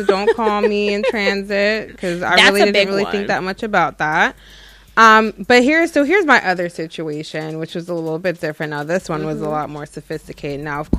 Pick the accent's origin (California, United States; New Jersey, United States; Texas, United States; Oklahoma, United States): New Jersey, United States; Well, for the record, folks, I am from Jersey.